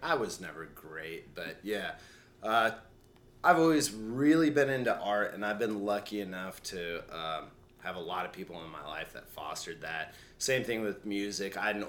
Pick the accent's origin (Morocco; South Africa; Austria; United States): United States; Colorado; When I grew up in Colorado.